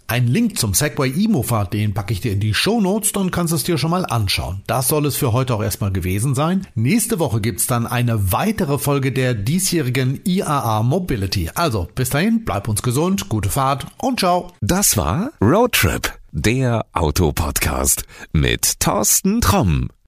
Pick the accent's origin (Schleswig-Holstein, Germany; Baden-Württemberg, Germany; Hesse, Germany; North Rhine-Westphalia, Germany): North Rhine-Westphalia, Germany; Detmold; Also ich komme ja aus Detmold